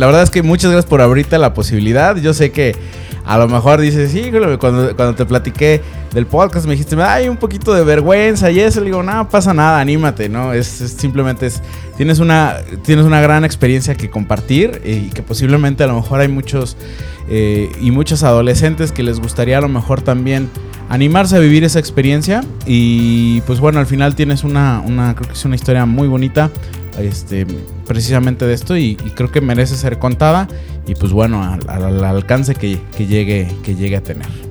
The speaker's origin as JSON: {"language": "Spanish", "town": "Guadalajara", "region": "Jalisco", "country": "Mexico", "tie": "born or raised there", "said": "yo que soy, de Guadalajara, entonces, pues sí, también tuve una infancia muy padre"}